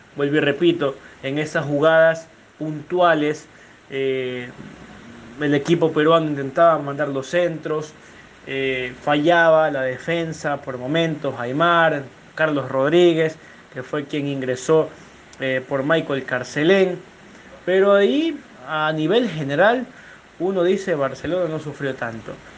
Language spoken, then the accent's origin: Spanish; Ecuador; como ecuatorianos